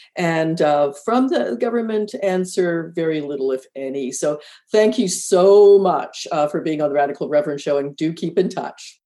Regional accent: Canada; we're Canadian

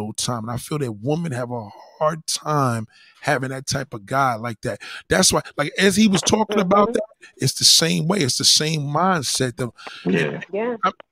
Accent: New York City, New York, United States; I was born and raised in Brooklyn

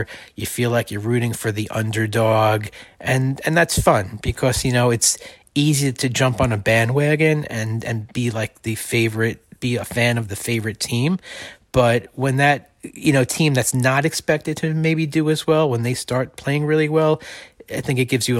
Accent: New York City, New York, United States; growing up in Queens, Fresh Meadows, Queens, about 15 minutes from what was then Shea Stadium

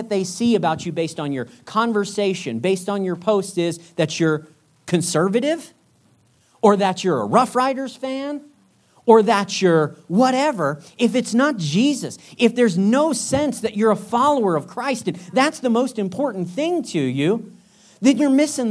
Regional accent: United States; moved away; as an American

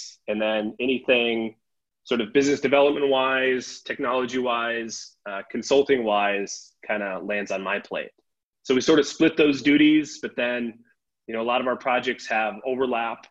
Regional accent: Sioux Falls, South Dakota, United States; also born or lived in Twin Cities, Minnesota; I grew up in Sioux Falls, South Dakota

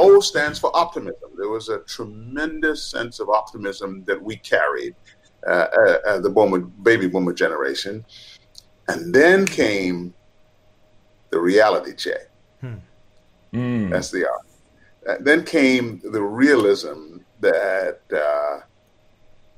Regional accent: Montreal, Quebec, Canada; also born or lived in Trinidad; I was born in Trinidad, but in 1965, I landed in Montreal, Canada. That's where I grew up.

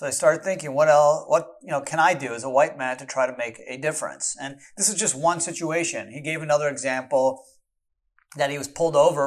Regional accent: Canada; now in United States; I was born in Canada

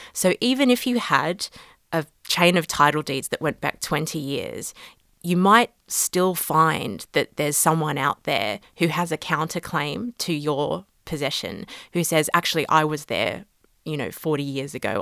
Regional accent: Australia; moved away as an adult; now in London, United Kingdom; I'm based in London now, but I did my law degree in Australia and I'm Australian originally

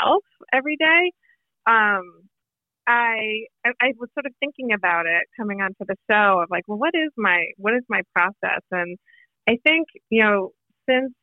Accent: Boston, Massachusetts, United States; moved away; also born or lived in New York; I'm originally from Boston.

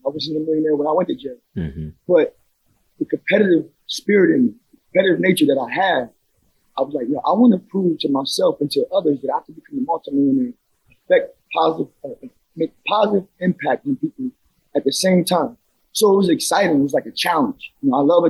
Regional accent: Trenton, New Jersey, United States; I grew up in a neighborhood in Trenton, New Jersey called Wilbur Section

